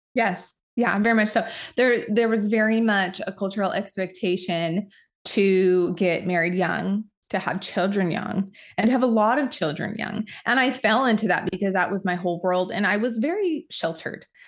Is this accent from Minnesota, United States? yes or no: no; Utah, United States; we both grew up in small towns in Utah